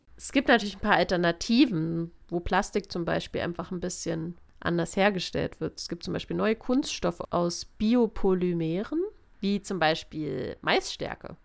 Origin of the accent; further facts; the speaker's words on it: Offenburg area, Baden-Württemberg, Germany; ich komme aus der Gegend hier